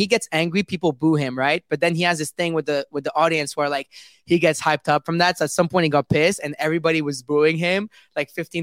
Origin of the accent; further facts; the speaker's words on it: Paris, Île-de-France, France; now in London, United Kingdom; I was born and raised in Paris